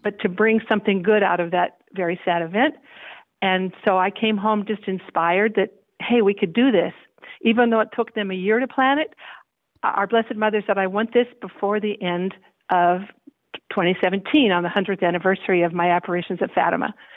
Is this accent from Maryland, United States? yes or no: no; Washington, United States; moved away as an adult; now in Brazos Valley, United States; in my home state of Washington State